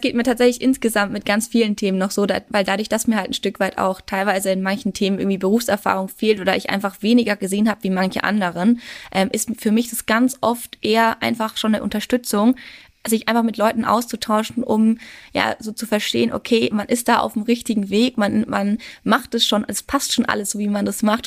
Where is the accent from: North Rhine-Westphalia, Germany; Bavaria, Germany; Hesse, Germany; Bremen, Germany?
Bavaria, Germany; Würzburg; moved away as an adult; also born or lived in Regensburg; Ich bin ja ursprünglich aus Würzburg ähm, und bin dann nach Regensburg gekommen